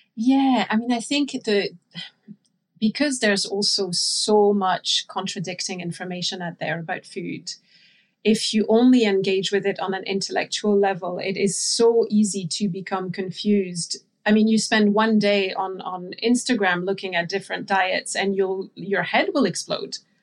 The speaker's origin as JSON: {"language": "English", "country": "France", "tie": "born or raised there", "moved": "yes", "said": "I grew up in France, so I'm, I'm, I'm French."}